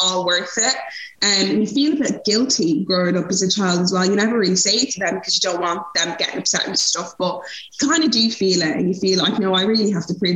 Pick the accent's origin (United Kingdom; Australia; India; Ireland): Ireland; also born or lived in Nigeria; I'm Irish